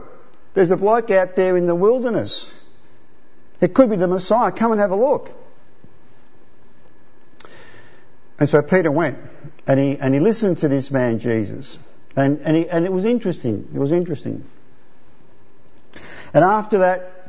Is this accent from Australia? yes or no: no; Italy; moved away; I was born in Italy